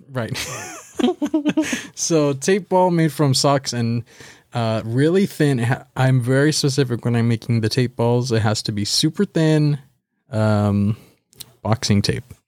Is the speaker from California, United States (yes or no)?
yes; Baldwin Park, California, United States; I am from Baldwin Park, California